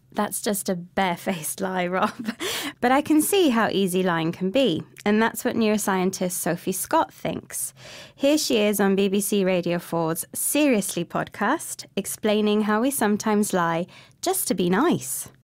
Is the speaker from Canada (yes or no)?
no; United Kingdom; we British